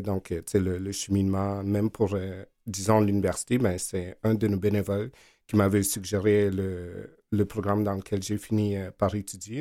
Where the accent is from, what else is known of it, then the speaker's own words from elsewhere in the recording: Togo; also born or lived in Verdun, Montreal, Canada; now in Montreal, Canada; mes parents parlaient dans notre langue du Togo où je suis né